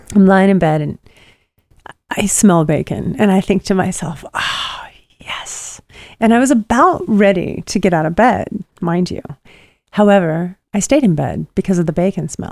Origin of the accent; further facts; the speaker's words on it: Pacific Northwest, United States; moved away; growing up in the Pacific Northwest